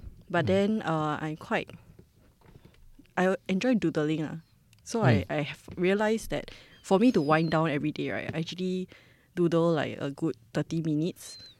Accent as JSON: {"language": "English", "country": "Singapore"}